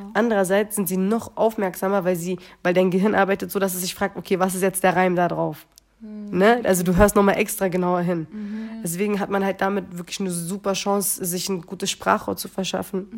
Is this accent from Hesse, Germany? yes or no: no; Berlin, Germany; geboren und groß geworden